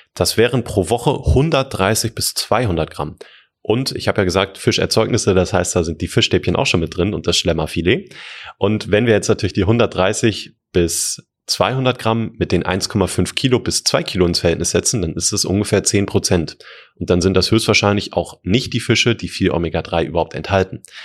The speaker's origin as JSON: {"language": "German", "country": "Germany", "said": "bei uns in Deutschland"}